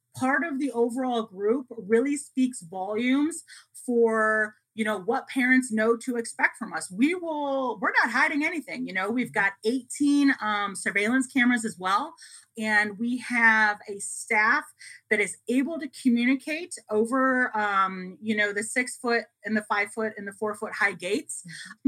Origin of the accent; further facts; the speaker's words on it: Chicago, Illinois, United States; moved away as an adult; now in Las Vegas, United States; I'm originally from the Chicago area.